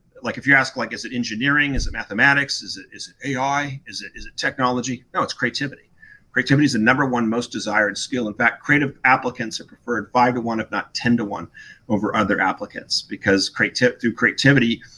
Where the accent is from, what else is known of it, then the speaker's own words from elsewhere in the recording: Newport Beach, California, United States; moved away as an adult; also born or lived in Wellesley, Massachusetts; I grew up in Corona Del Mar, Southern California, Newport Beach